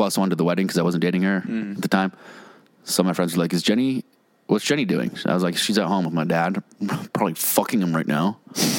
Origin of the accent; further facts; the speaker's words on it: Mattapoisett, Massachusetts, United States; moved away; my hometown of Mattapoisett, Massachusetts.